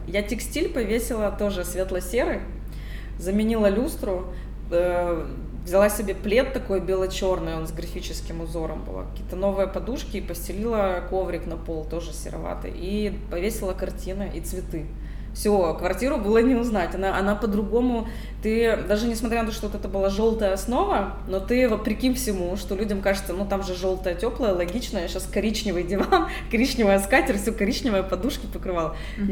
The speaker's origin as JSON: {"language": "Russian", "region": "Kyiv", "country": "Ukraine", "tie": "born or raised there", "said": "Я городская девушка, я родилась на Подоле, в центре города"}